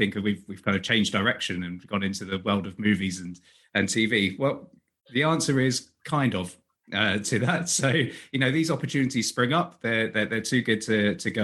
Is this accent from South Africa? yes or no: no; United Kingdom; accent: British; my pesky British accent